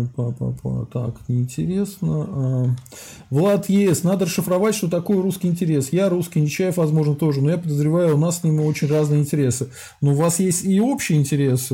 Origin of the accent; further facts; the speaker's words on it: Russia; я русский